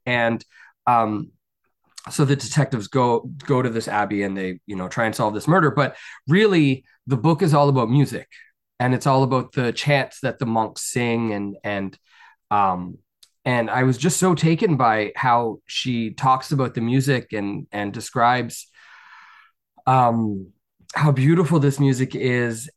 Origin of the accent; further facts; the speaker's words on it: Canada; I'm Canadian and I'm a very proud Canadian